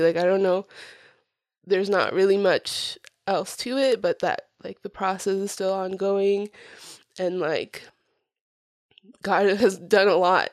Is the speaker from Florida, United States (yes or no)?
yes; Florida, United States; English is a second language; also born or lived in Puerto Rico; I was four years old when I got to Florida and, um, I started school not long after moving, but I didn't know English